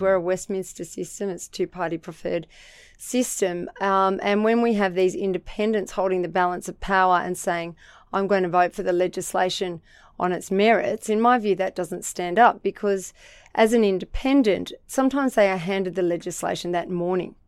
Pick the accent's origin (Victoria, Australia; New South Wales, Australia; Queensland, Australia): New South Wales, Australia; Central Coast; also born or lived in Sydney / Narrabeen / Erina; So, he got a job at Gosford, uh, Hospital, and I was raised in the suburb of Wyoming.